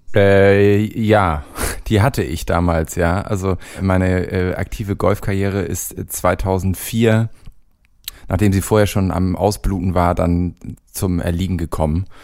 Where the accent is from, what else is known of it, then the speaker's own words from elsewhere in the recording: Hamburg, Germany; moved away as an adult; now in Cologne, Germany; ich bin nicht direkt an der Elbchaussee aufgewachsen, aber sehr nah daran